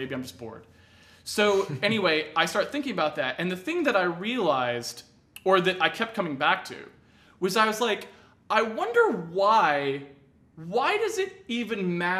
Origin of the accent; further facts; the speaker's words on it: New England, United States; I grew up in New England